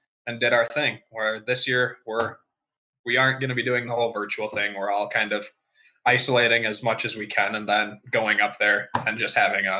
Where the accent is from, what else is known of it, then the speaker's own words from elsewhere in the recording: Hudson, Wisconsin, United States; moved away as an adult; now in Kansas City, United States; I was originally from Hudson, Wisconsin, which is about 3.5 hours north, and I just moved down here from work